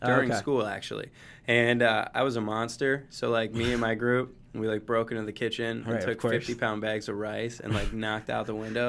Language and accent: English; Detroit, Michigan, United States; now in Los Angeles, United States; I'm from Michigan, from Metro Detroit, yes.